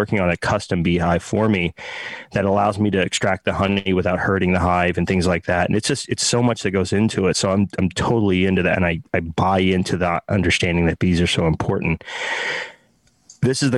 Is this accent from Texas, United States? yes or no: yes; Texas, United States; I'm from Texas